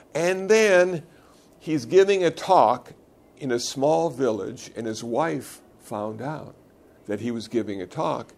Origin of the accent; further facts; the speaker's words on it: Iowa, United States; moved away; I was born in Iowa.